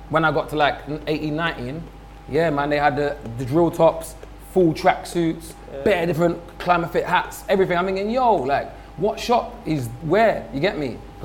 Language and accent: English; London, United Kingdom; growing up as a kid in London, I had no idea what it would be like for a kid growing up in Czech Republic or anywhere.